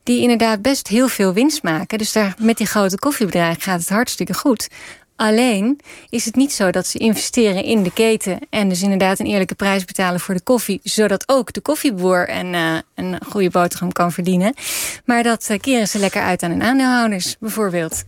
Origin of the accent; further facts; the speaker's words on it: Netherlands; als Nederlanders